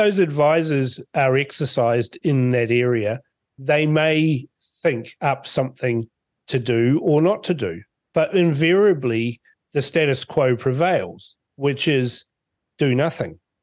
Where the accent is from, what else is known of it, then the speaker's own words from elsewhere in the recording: Fiji; now in New Zealand; born in Fiji